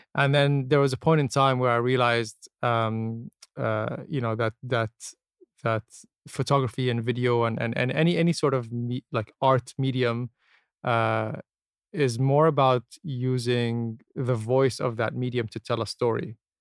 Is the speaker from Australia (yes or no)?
no; Abu Dhabi, United Arab Emirates; also born or lived in Canada; I was born and raised here, born and raised in Abu